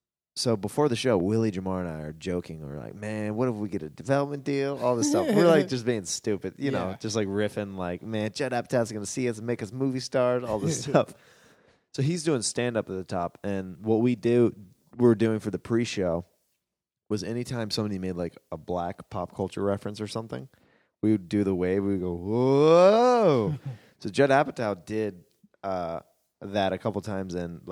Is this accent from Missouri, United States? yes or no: yes; Kansas City, Missouri, United States; I just mentioned that I was from Kansas City and that we had good barbecue, and the room got really quiet.